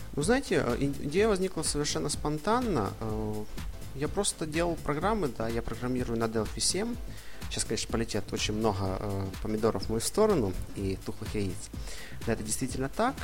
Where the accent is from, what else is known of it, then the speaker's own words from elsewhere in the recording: Ivano-Frankivsk, Ivano-Frankivsk Oblast, Ukraine; moved away as an adult; now in Rome, Italy; я родом, да, из Ивано-Франковска, но живу и учусь в Италии